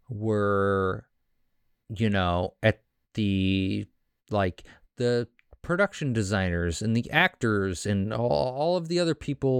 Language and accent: English; Kansas City, Missouri, United States; Because I'm from Kansas City. I'm actually technically not from Kansas City, Missouri. I was raised in Kansas City, Missouri. But I'm one of five.